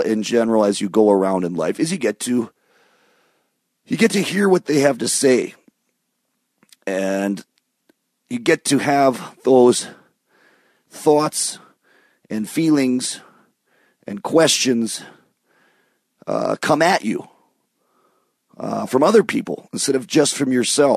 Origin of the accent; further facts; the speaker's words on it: southeast Michigan, United States; moved away; also born or lived in New York City; growing up in Michigan, in southeast Michigan, very close to Ontario, to Windsor